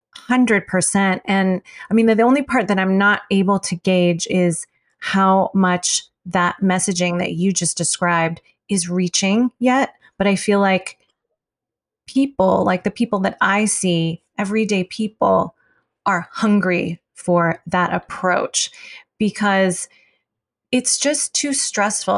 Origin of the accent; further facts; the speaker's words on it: United States; being Chinese American